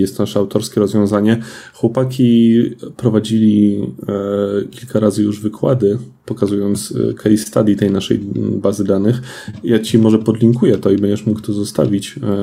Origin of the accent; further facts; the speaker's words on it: Lublin, Lublin Voivodeship, Poland; jestem z Lublina, całe nasze studio jest z Lublina